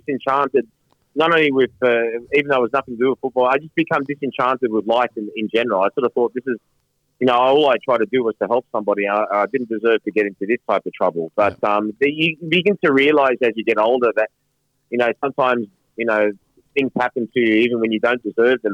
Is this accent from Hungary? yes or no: no; Sydney, New South Wales, Australia; also born or lived in London / Manchester; Sydney, uh, where I grew up here in Australia.